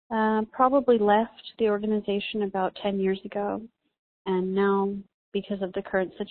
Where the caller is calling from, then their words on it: California, United States; I'm from California.